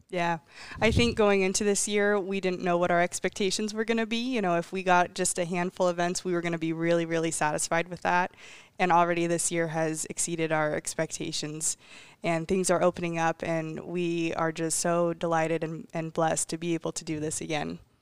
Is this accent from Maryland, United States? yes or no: no; Ellensburg, Washington, United States; I believe I've been to every single Ellensburg rodeo since I've, uh, for the last twenty-three years